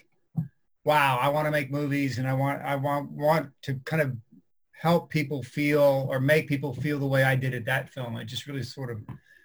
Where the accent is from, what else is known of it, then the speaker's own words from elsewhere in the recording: Sarasota, Florida, United States; moved away as an adult; also born or lived in Fort Myers, Florida / Alabama; now in Seattle, United States; I grew up in Sarasota, and then I moved to Fort Myers, and a lot of it happened in Fort Myers. So yeah, I was in Florida up until 2000, I guess, 2001